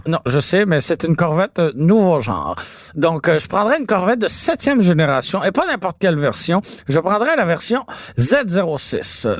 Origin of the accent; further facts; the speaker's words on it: Montreal, Quebec, Canada; j'ai grandi à Antique Quartier-Ville